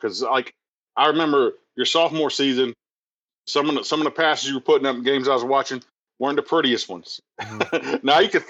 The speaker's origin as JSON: {"language": "English", "region": "South Carolina", "country": "United States", "said": "I'm from South Carolina"}